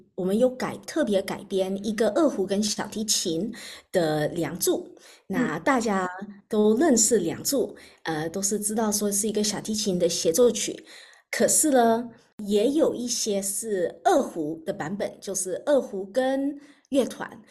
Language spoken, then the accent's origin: Chinese; Australia; 我在澳洲长大的